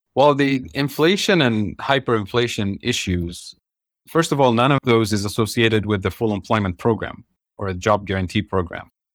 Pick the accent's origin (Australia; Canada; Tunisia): Tunisia; moved away as an adult; also born or lived in Kansas City, Missouri, United States; now in United States; I grew up in Tunisia and North Africa. So I come from a developing country